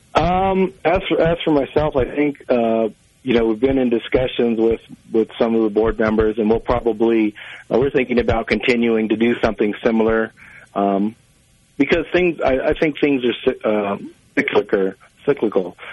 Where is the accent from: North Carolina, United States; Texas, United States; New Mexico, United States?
New Mexico, United States; Santo Domingo Pueblo; I'm from Santo Domingo, Pueblo